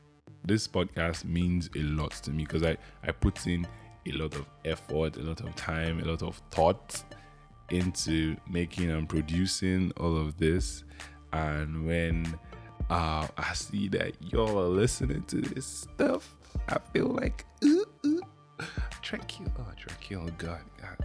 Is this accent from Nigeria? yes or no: yes; Imo, Nigeria; Yeah, I'm from Imo State. The land of the statues, I guess.